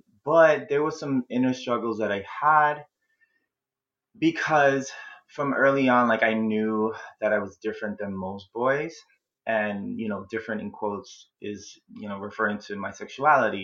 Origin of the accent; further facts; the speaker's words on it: New York City, New York, United States; I was born and raised in the Bronx, New York